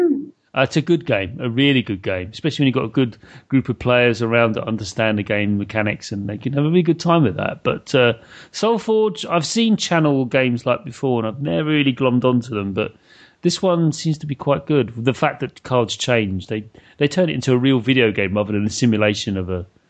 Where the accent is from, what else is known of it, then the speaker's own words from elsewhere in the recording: United Kingdom; I'm British